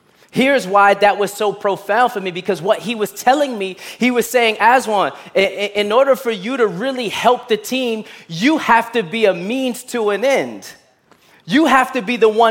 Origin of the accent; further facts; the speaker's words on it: New York City, New York, United States; I grew up in Brooklyn and I played basketball